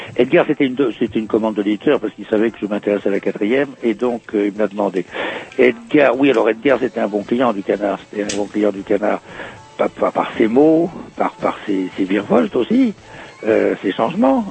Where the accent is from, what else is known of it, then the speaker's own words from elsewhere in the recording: Brittany, France; moved away as an adult; also born or lived in Rennes / Paris; Je suis né dans le Morbihan